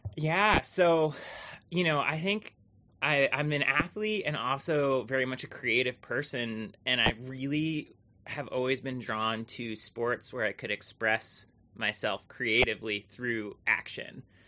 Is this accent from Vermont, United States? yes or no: yes; Thetford Center, Vermont, United States; growing up in Vermont was simultaneously like wonderful and awesome